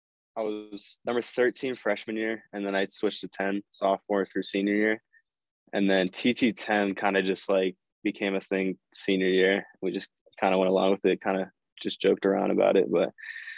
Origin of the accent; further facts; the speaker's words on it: San Clemente, California, United States; moved away as an adult; also born or lived in Colorado; I'm from San Clemente, so that's a small beach town over in Southern California. So I grew up surfing